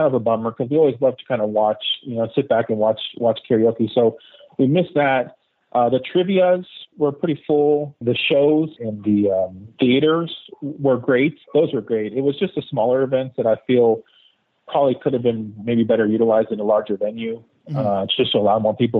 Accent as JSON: {"language": "English", "region": "Texas", "country": "United States", "said": "We're from Texas"}